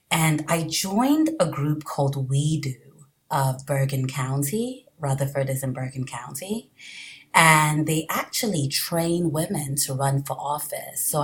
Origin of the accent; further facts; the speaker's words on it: Nigeria; born there; also born or lived in England / France / Caribbean; I was born in Nigeria.